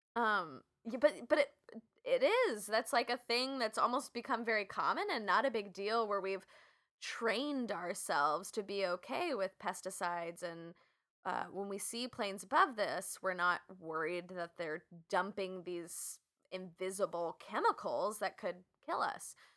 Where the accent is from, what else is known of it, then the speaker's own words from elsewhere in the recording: West Coast, United States; I'm from the West Coast